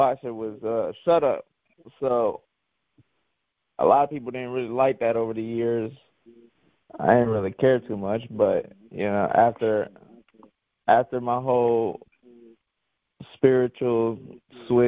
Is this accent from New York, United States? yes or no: no; York, Pennsylvania, United States; moved away; also born or lived in Guayama, Puerto Rico / North Carolina / Texas; my parents moved us to York, Pennsylvania, when we came from Puerto Rico. It was roughly about like 5 or 6